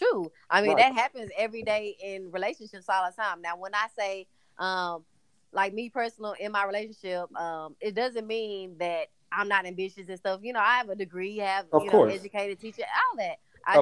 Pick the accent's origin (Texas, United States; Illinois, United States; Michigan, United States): Texas, United States; Palestine; moved away; also born or lived in Dallas, Texas; I lived in Dallas for years, but I'm actually from Palestine, Texas, which is super country.